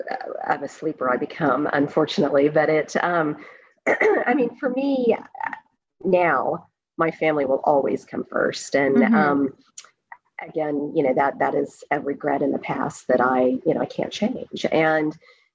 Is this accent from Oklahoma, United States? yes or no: yes; Oklahoma, United States; moved away as an adult; also born or lived in Singapore; now in New Brunswick, Canada; growing up in Oklahoma